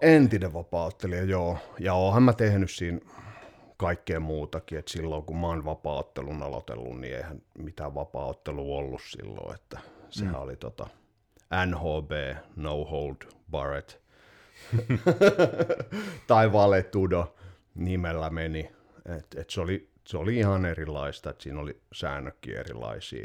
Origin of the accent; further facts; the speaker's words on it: Vaasa, Ostrobothnia, Finland; moved away; also born or lived in Turku; mä olin Vaasasta kotoisin